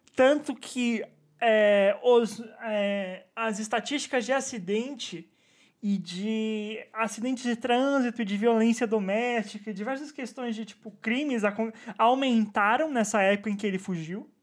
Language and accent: Portuguese; São Bernardo do Campo, São Paulo, Brazil; minha infância em São Bernardo